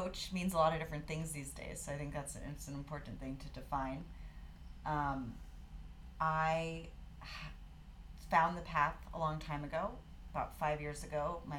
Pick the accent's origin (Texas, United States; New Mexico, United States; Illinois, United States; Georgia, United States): New Mexico, United States; Santa Fe; also born or lived in Gloucester, Massachusetts; now in Colorado, United States; So I'm originally from Gloucester, Massachusetts, which is a little fishing town. The only thing I can reference for that is the perfect storm, but moved across the country when I was 6 years old to Santa Fe, New Mexico.